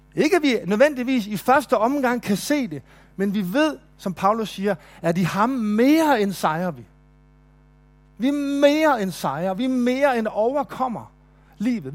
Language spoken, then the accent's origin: Danish; Nykøbing Mors, North Denmark Region, Denmark; now in Kolding, Denmark; i Nykøbing Mors, hvor jeg voksede op